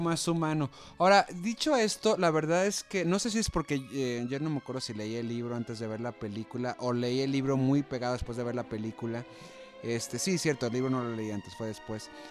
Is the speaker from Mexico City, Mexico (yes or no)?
no; Monterrey, Nuevo León, Mexico; como buen regio